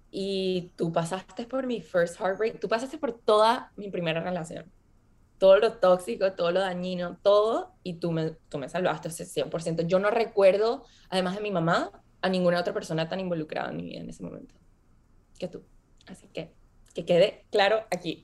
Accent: Venezuela; moved away as an adult; also born or lived in Boston, United States; Yo crecí viví en Venezuela.

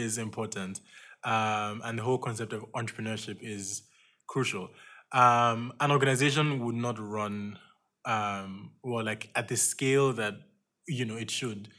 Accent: Nigeria; moved away; I'm a founding student from Nigeria, well, soon to be graduate

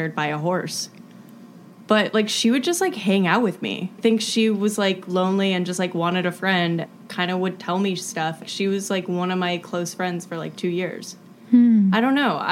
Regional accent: East Aurora, New York, United States; I grew up in Buffalo, New York, in this little shitty small town named East Aurora

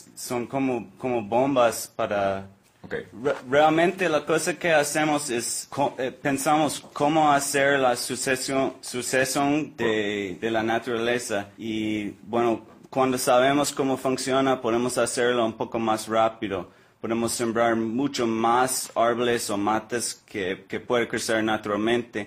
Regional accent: Florida, United States; Spanish is a second language; also born or lived in Oregon; now in Costa Rica; yo nací en la Florida, una isla tropical

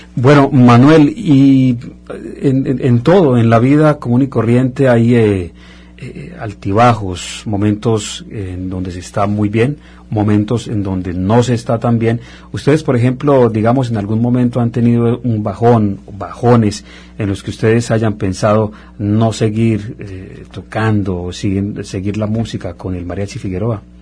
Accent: Colombia; now in Montreal, Canada; en mi caso colombiano, nos encanta también la música mexicana

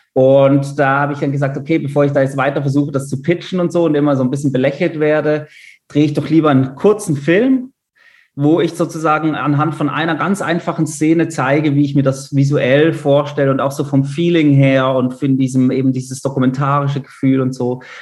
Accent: Basel, Basel-Stadt, Switzerland; moved away as an adult; also born or lived in Munich, Germany; ich bin äh, Schweizer, bin äh, in Basel geboren

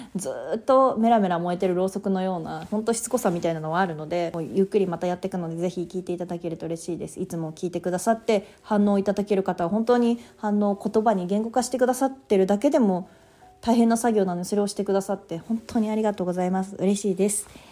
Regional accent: Japan; moved away; 私地方田舎出身なので

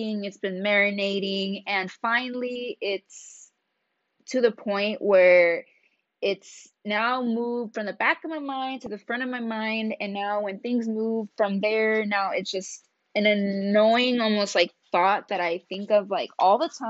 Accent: Reno, Nevada, United States; my hometown, Reno, Nevada

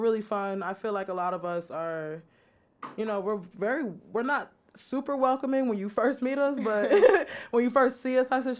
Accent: Chicago, Illinois, United States; we're from the Chicago area.

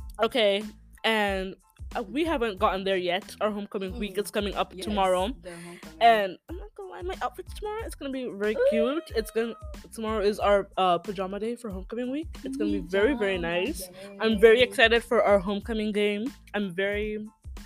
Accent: United States; We're American

